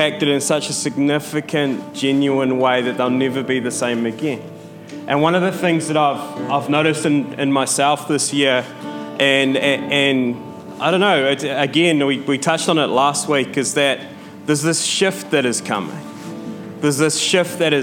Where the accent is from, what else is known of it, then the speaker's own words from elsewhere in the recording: New Zealand; I'm from New Zealand